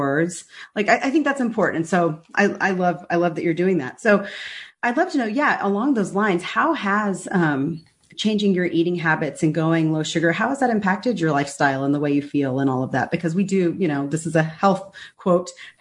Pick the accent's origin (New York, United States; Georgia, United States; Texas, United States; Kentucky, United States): Texas, United States; also born or lived in Dallas; We Texans